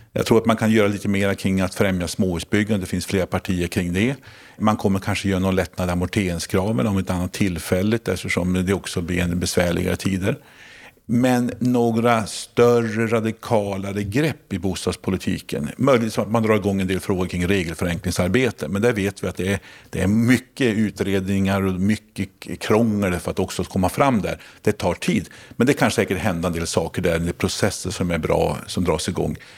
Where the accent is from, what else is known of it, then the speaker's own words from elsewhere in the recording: Lycksele, Västerbotten County, Sweden; I min hemstad Lycksele